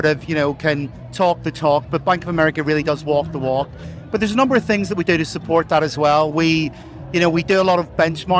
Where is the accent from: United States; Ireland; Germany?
Ireland; accent: Irish; now in Chester, United Kingdom; I live in Chester, but I'm from Ireland. You probably hear from the accent. And I'm one of the regional leads here based in Chester for Bank of America.